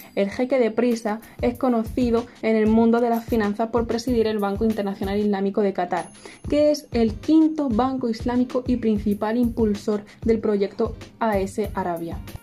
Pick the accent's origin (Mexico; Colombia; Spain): Spain; nací en España y mis orígenes son de Marruecos